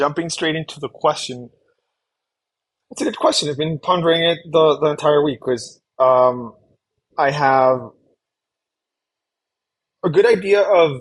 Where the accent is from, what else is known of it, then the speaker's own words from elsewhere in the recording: Colombia; I'm from Colombia